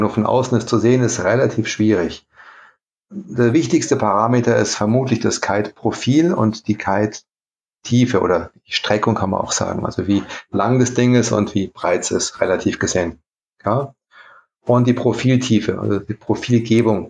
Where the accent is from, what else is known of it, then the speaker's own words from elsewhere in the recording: Saarlouis, Saarland, Germany; moved away as an adult; also born or lived in Saarbrücken / Italy; now in South Tyrol, Italy; Ich komme aus Saarbrücken ursprünglich, aus Saarlouis an der Grenze